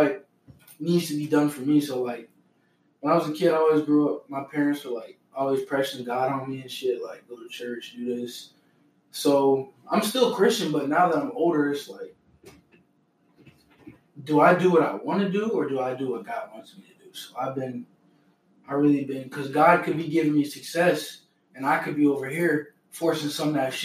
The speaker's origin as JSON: {"language": "English", "town": "Overland Park", "region": "Kansas", "country": "United States", "tie": "born or raised there", "said": "I grew up in Overland Park"}